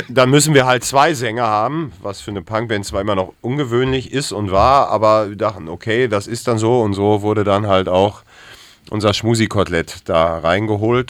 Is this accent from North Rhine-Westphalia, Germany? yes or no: yes; Ruhr area, North Rhine-Westphalia, Germany; now in Hamburg, Germany; Ich bin zugezogener aus dem Ruhrpott